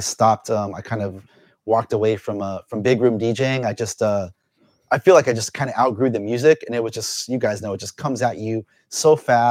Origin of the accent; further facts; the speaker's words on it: Los Angeles, California, United States; I grew up out here in SoCal